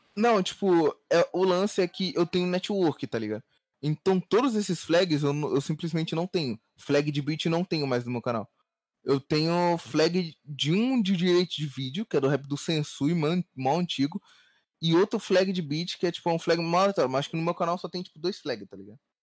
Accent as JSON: {"language": "Portuguese", "region": "Rio de Janeiro", "country": "Brazil", "tie": "born or raised there", "moved": "as an adult", "said": "Eu sou do Rio, né? Nativo do Rio."}